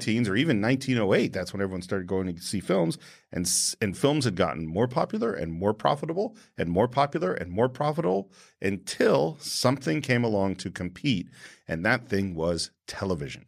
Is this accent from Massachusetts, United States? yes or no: no; San Francisco, California, United States; I was born in San Francisco in Mount Sinai Hospital